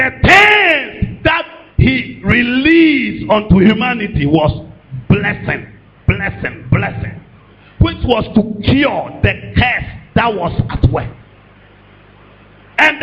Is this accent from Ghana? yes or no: yes; Ghana; I stopped being a Ghanaian